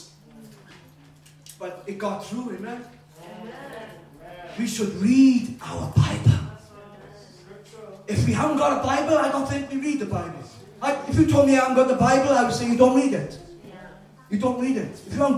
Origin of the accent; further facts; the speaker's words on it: Wales, United Kingdom; I am a Welshman.